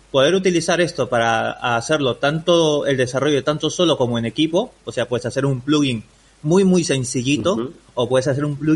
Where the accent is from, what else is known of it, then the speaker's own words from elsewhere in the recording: Peru; now in Spain; Mira, yo vengo de Perú, ¿vale? Yo llevo bastantes, bastantes años aquí ya en España, ya casi 17 años. Y lo que y lo bueno de esto es de que yo ya no tengo acento peruano.